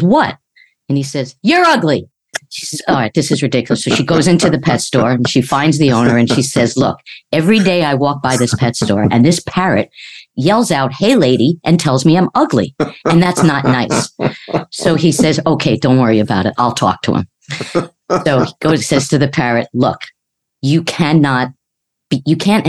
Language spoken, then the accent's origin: English; New York, United States; when I was growing up in New York, everybody had a joke.